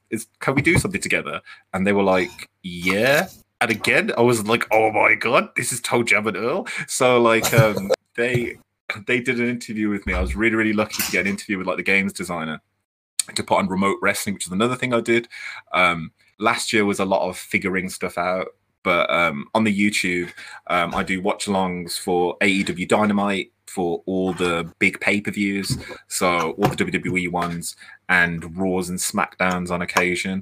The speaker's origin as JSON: {"language": "English", "country": "United Kingdom", "said": "I was like, UK"}